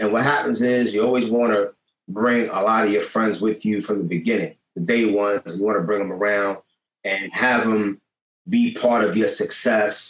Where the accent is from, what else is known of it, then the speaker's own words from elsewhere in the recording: New York City, New York, United States; I'm from Lower East Side. You come already from the projects